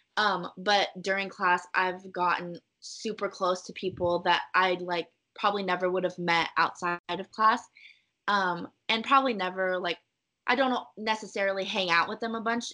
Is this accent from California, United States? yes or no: yes; Irvine, California, United States; I grew up in Irvine